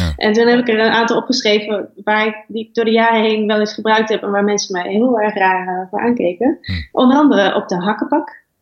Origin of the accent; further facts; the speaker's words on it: Twente, Overijssel, Netherlands; now in western Netherlands; het is gewoon een prachtige een streek met hun eigen gebruiken en mooie natuur. En, ja. en waar ik ben opgegroeid